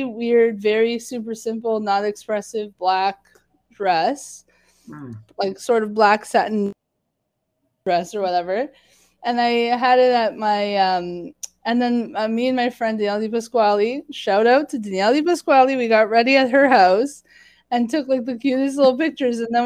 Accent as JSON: {"language": "English", "town": "Woodbridge", "region": "Ontario", "country": "Canada", "tie": "born or raised there", "said": "I grew up in Woodbridge, and I had moved out of Woodbridge to schools"}